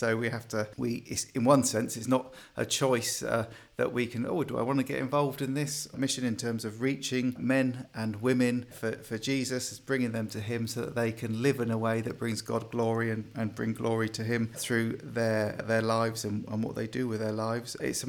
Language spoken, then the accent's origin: English; Bournemouth, South West England, United Kingdom; Originally, I'm from Bournemouth area, so that's where I grew up, came back to the Lord there.